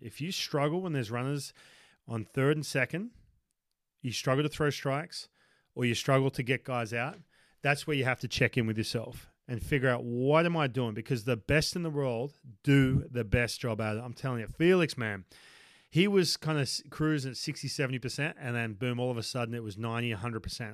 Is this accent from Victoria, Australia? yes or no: no; Newcastle, New South Wales, Australia; moved away as an adult; this is my hometown, uh, u-, up in Newcastle